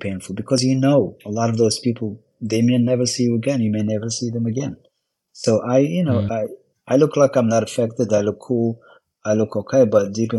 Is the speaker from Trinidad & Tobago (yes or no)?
no; Morocco; born or raised there; English is a second language; moved away as an adult; now in Houston, United States